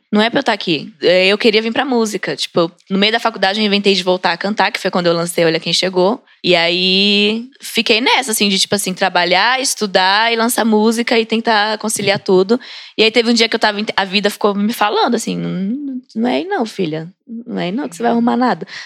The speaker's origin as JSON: {"language": "Portuguese", "country": "Brazil", "said": "eu sou brasileira mesmo"}